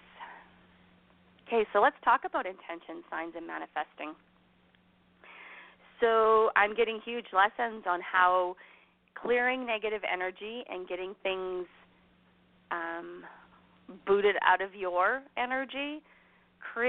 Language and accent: English; Canada; also born or lived in Alberta; as a Canadian sitting here in Alberta on my pretty little ranch